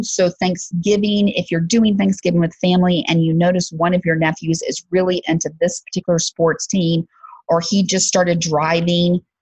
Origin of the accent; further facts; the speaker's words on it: Alabama, United States; I'm from Alabama.